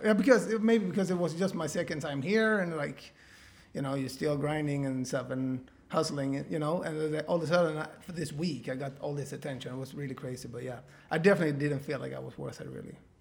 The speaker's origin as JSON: {"language": "English", "country": "Sweden", "said": "I'm from such a small town in Sweden"}